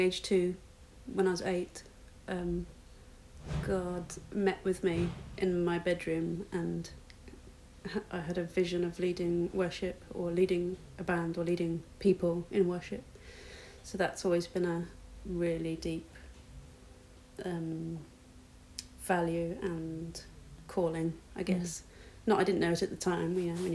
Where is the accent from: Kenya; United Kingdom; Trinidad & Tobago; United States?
United Kingdom; Midlands; also born or lived in New Zealand; being a part of a church family growing up in the Midlands